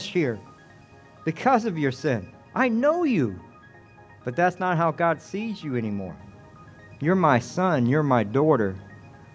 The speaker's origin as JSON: {"language": "English", "town": "Atlanta", "region": "Georgia", "country": "United States", "moved": "yes", "lives_now": "Devine, United States", "said": "I'm from Atlanta"}